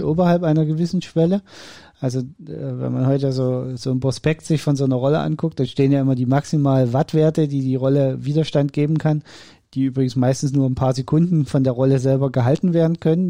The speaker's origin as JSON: {"language": "German", "region": "East Germany", "country": "Germany", "said": "Ich bin Ossi. Bei uns gab es nur Fasching"}